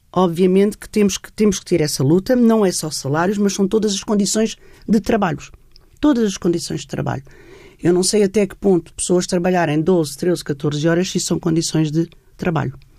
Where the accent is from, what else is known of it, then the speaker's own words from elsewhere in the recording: Setúbal, Portugal; Eu sou de Setúbal, o meu pai era empresário e tinha uma fábrica só de mulheres